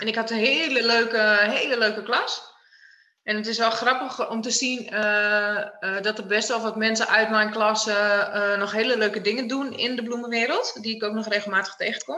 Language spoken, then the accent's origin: Dutch; Friesland, Netherlands; opgegroeid in uh, een prachtig dorpje in Friesland